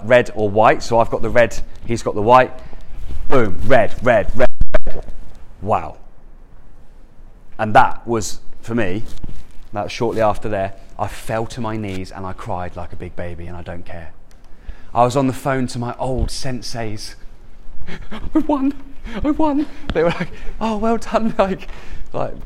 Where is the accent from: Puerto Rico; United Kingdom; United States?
United Kingdom; Andover, South East England; I'm like born and raised in Andover, just down the road.